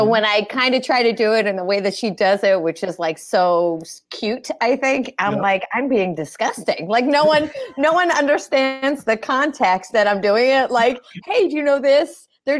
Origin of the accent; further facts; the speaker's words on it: Fort Lauderdale, Florida, United States; also born or lived in Philadelphia, Pennsylvania; born in Philly, raised in Florida